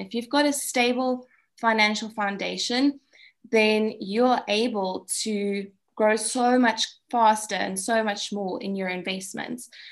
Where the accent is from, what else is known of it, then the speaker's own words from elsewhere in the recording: South Africa; being South African